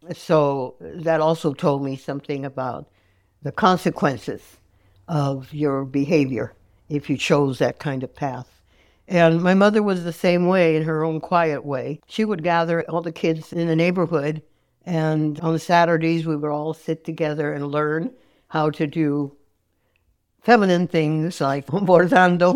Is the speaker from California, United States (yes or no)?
yes; San Francisco, California, United States; also born or lived in Niles (Fremont), California / San Jose, California; I was born here in San Francisco, fifth floor, Saint Mary's Hospital